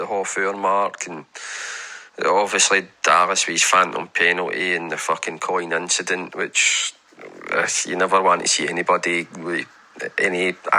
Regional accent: Glasgow, Scotland, United Kingdom; Growing up in Tory Glen

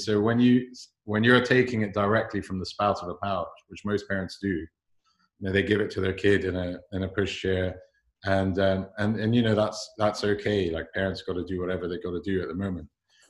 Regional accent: London, United Kingdom; I was born and raised here. My accent's gone funny along the way, but I am a true Londoner.

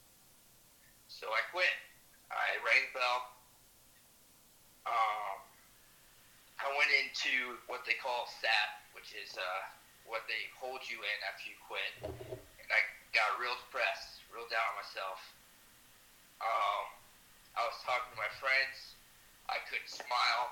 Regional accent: Searcy, Arkansas, United States; I was born and raised in Searcy, Arkansas

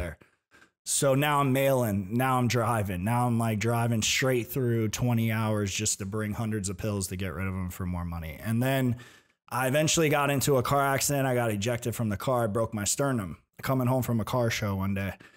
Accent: Tampa, Florida, United States; I was born in Tampa

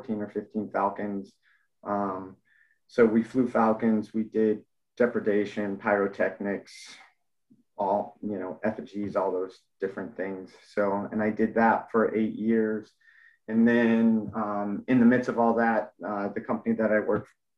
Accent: Mammoth Lakes, California, United States; moved away as an adult; also born or lived in Denver, Colorado; now in San Antonio, United States; I was born and raised in Mammoth Lakes, California

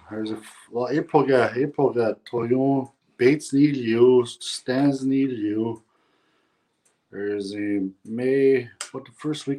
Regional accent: La Loche, Saskatchewan, Canada; I'm from La Loche and born and raised.

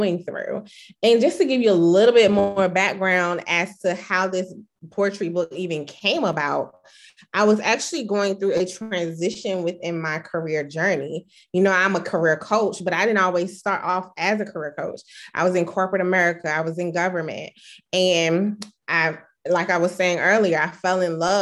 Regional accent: Chesapeake, Virginia, United States; also born or lived in DMV area (DC, Maryland, Virginia); now in DMV area, United States; I currently reside in the DMV area, which is DC, Maryland, Virginia, but I'm originally from Chesapeake, Virginia.

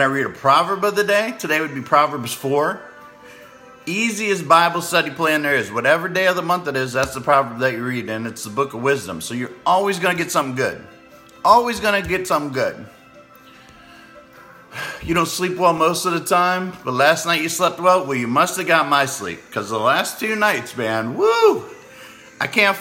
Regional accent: Clearwater, Florida, United States; I'm from Clearwater, Florida

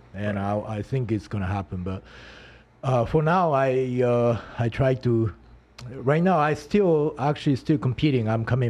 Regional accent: Japan; English is a second language; moved away as an adult; now in United States; Mm-hmm. And I've been in the United States. Obviously, I'm from Japan.

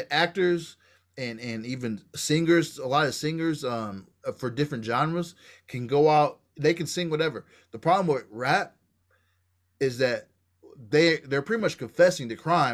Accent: Kansas, United States; I grew up in Nativa, Kansas, you know what I'm saying, one street down from Martin Luther King.

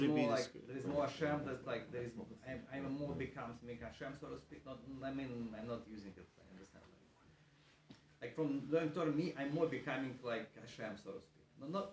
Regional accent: Russia; I grew up in Russia, I speak Russian. I'm like more Russian, right?

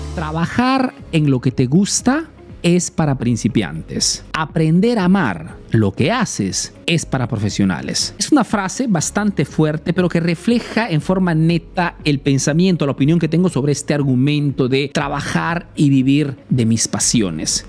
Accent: Peru; now in Italy

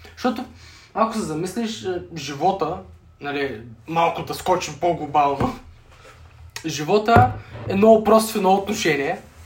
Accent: Sliven, Sliven Province, Bulgaria; now in Sofia, Bulgaria; съм родом от Сливен

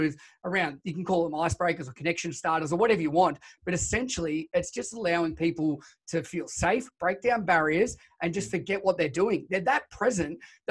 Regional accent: Shepparton, Victoria, Australia; also born or lived in Ballarat; I grew up in Shepparton in country Victoria.

